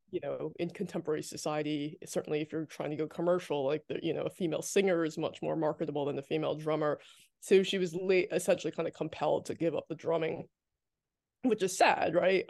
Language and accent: English; New Jersey, United States; I grew up in New Jersey